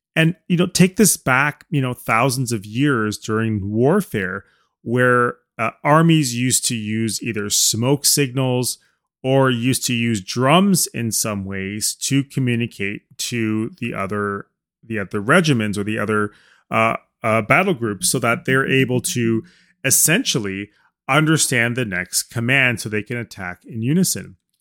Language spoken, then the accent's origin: English; Canada; as a Canadian speaking